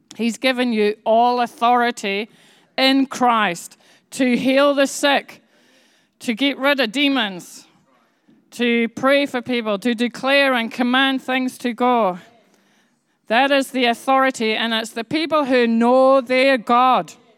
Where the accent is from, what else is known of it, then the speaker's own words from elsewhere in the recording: Bradford, Yorkshire and the Humber, United Kingdom; I was born in Yorkshire